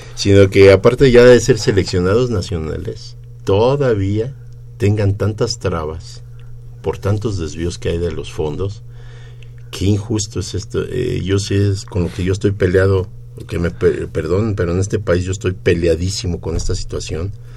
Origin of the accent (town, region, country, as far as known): Mexico City, Mexico